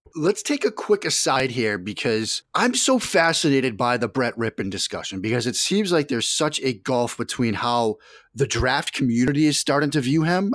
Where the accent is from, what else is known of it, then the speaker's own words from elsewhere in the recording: Boston, Massachusetts, United States; now in Washington, D.C., United States; I'm a guy from Boston